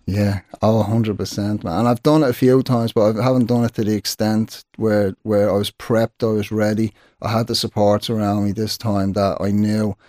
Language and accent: English; Dublin, Leinster, Ireland; growing up in Sheriff Street